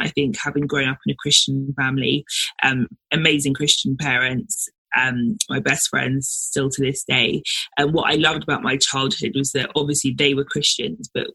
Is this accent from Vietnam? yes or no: no; London, United Kingdom; also born or lived in Nigeria; So I was born in Nigeria, but moved to London when I was 6 months old. So lived in London pretty much my whole life